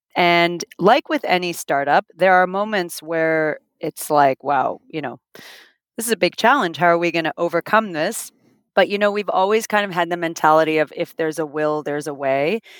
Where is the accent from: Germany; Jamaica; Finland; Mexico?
Finland; also born or lived in Toronto, Canada; now in Miami, United States; I'm originally from Finland